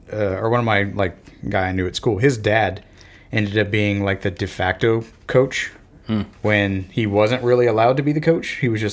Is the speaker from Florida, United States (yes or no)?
yes; Florida, United States; I grew up in Florida, and football and baseball were the sports.